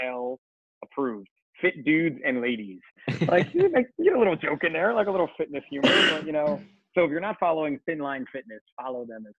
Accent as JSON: {"language": "English", "region": "New Jersey", "country": "United States", "said": "We're from New Jersey."}